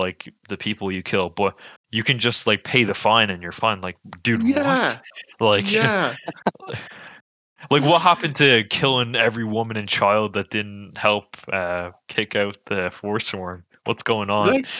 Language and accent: English; United States; also born or lived in Northern Ireland; now in Ireland; growing up in America as a Zoomer